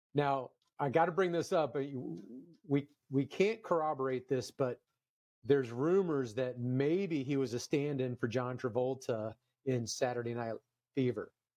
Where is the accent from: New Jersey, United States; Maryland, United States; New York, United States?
Maryland, United States; Silver Spring; I grew up in Silver Spring, Maryland